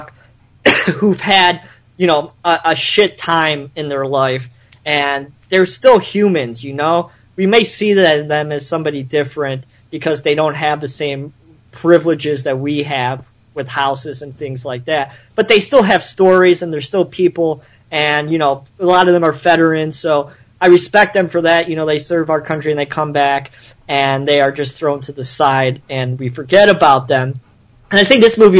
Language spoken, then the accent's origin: English; Chicago, Illinois, United States; I grew up in Chicago